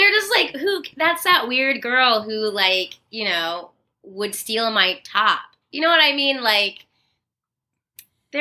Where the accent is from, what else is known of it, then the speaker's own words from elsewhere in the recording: Plano, Texas, United States; moved away as an adult; also born or lived in Arlington, Texas / Dallas, Texas / Santa Maria, California; now in Los Angeles, United States; I'm specifically from Plano, Texas